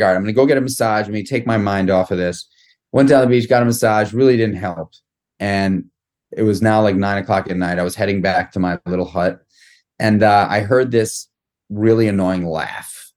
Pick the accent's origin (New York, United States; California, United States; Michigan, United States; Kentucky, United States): New York, United States; New York City; I grew up in New York City. I grew up in Manhattan